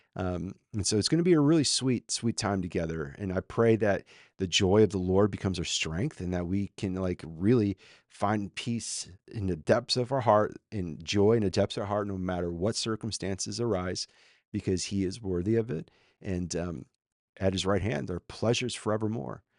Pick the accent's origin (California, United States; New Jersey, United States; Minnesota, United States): Minnesota, United States; now in Austin, United States; I'm a former Minnesotan